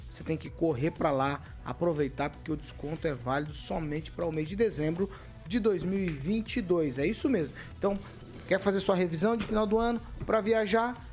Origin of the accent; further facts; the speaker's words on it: Campo Mourão, Paraná, Brazil; now in Maringá, Brazil; Mas eu sou de Campo Mourão